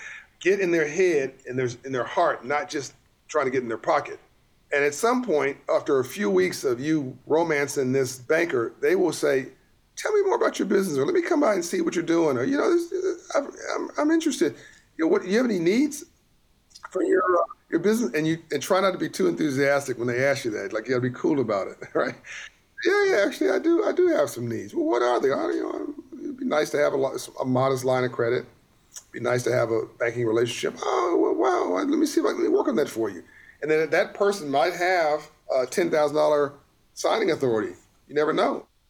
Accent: Compton, California, United States; born or raised there

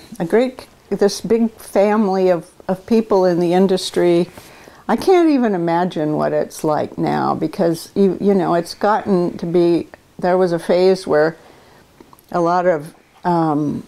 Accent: northern Idaho, United States; moved away as an adult; also born or lived in Eugene, Oregon; now in Lake Oswego, United States; I grew up in northern Idaho

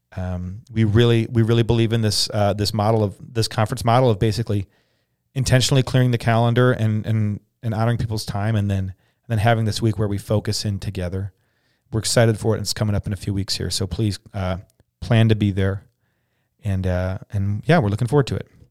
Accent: United States; we wanna be Christians first in American Second.

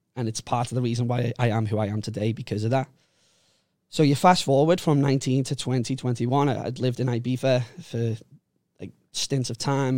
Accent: Liverpool, North West England, United Kingdom; moved away as an adult; now in Phuket, Thailand; I grew up in Liverpool, uh, in a place called Walton, Walton and Bootle.

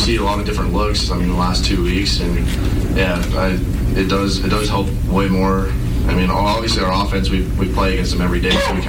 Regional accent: Montana, United States; we're all from Montana

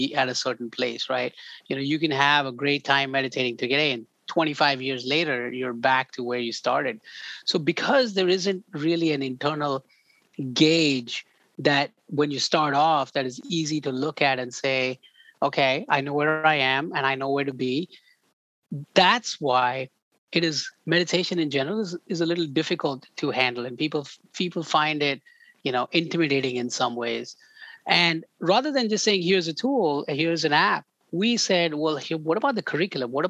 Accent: India; moved away; I grew up in India

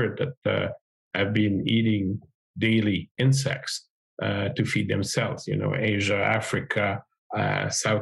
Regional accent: Montreal, Quebec, Canada; I'm an agrologist from the Montreal area in Quebec.

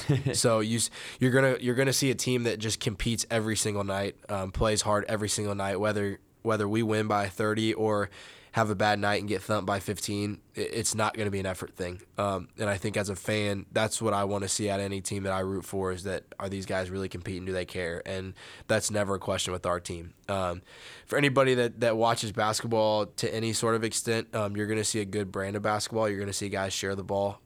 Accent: Indiana, United States; moved away; I'm from Indiana

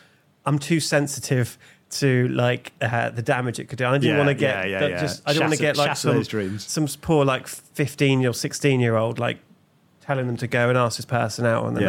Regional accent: England, United Kingdom; And I'm English, so there's a lot of questions coming up.

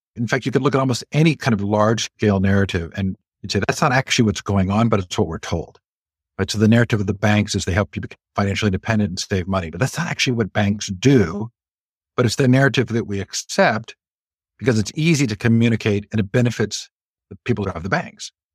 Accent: Stanford, California, United States; moved away; I grew up largely on the Stanford campus

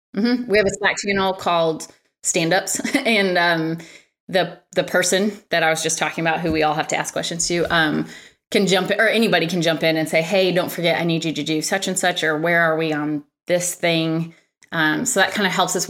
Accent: Michigan, United States; moved away; I'm from Michigan and, uh, one of my colleagues works in Michigan, so I was home last week

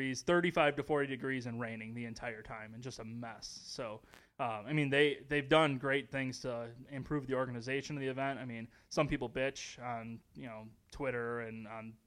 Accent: Chicago, Illinois, United States; moved away as an adult; now in San Jose, United States; back in my my hometown

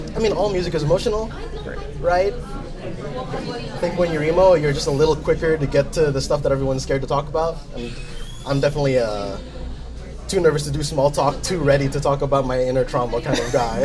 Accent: Jersey City, New Jersey, United States; also born or lived in Rutgers, New Jersey; I was born and raised here in Jersey City, so I've been here all of my life

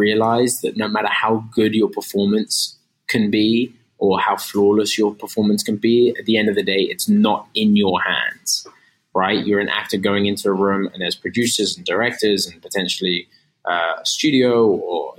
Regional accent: London, United Kingdom; moved away as an adult; now in United States; I'm from London

